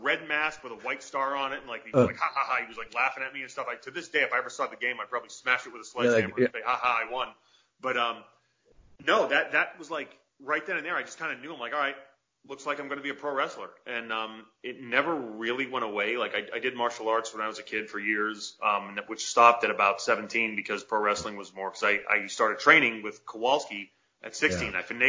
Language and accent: English; Worcester, Massachusetts, United States; accent: Massachusetts; Yeah, Worcester, we're saying it like that. It's weird, like I've lost my Massachusetts accent since.